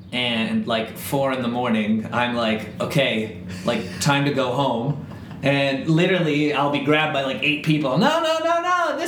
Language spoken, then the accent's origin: English; Northern Ireland, United Kingdom; And I'm Irish, but Northern Ireland never makes the World Cup